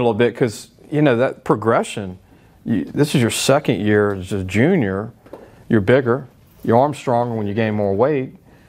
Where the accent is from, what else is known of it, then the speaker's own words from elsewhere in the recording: Baton Rouge, Louisiana, United States; also born or lived in Natchitoches, Louisiana; I'm not from Natchitoches either. I'm from Baton Rouge, Louisiana